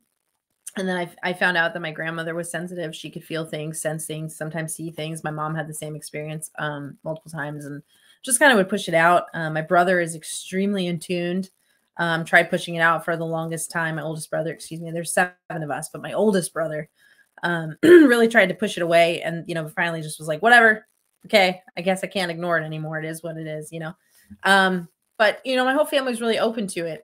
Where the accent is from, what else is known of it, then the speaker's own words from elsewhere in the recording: Estes Park, Colorado, United States; also born or lived in Tucson, Arizona; growing up in Estes Park, Colorado